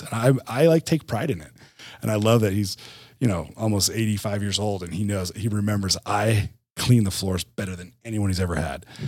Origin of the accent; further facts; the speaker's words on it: New Jersey, United States; moved away as an adult; also born or lived in Utah; born and raised in Jersey, like you said, but then moved to, um, Utah